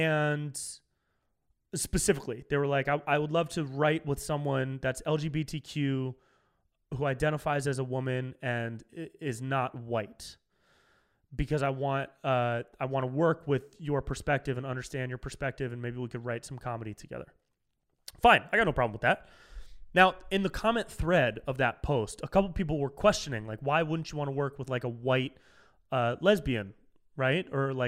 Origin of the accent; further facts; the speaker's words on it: California, United States; Whenever I said, like, I'm from California, but I identify as a Miami Dolphin now.